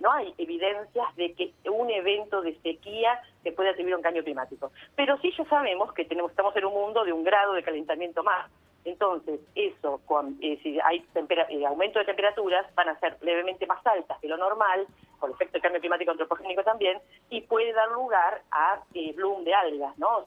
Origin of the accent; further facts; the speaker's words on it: San Nicolás de los Arroyos, Buenos Aires Province, Argentina; yo nací en San Nicolás, mi mamá es de San Nicolás